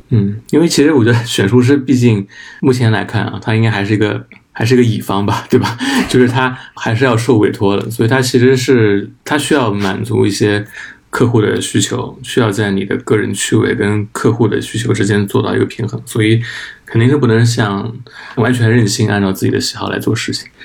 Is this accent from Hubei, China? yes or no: no; Anhui, China; 我是安徽人